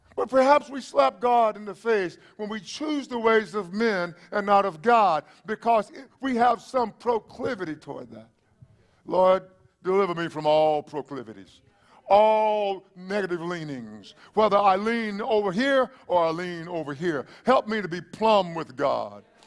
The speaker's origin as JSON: {"language": "English", "region": "East Texas", "country": "United States", "moved": "yes", "lives_now": "South Texas, United States", "said": "where you came from, well, that would be East Texas."}